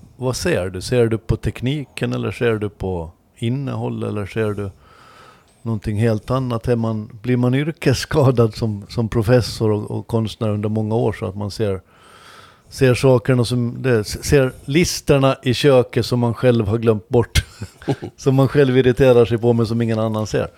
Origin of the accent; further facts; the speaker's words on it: Åland Islands; som ålänning